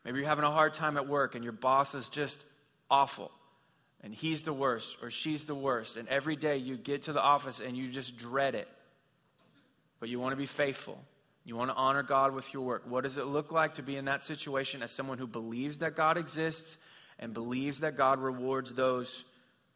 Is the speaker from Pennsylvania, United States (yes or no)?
no; Missouri, United States; I grew up in Missouri